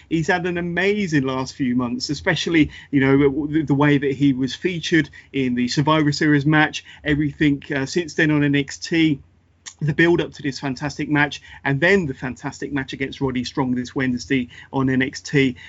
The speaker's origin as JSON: {"language": "English", "country": "United Kingdom", "said": "I'm a fellow Brit"}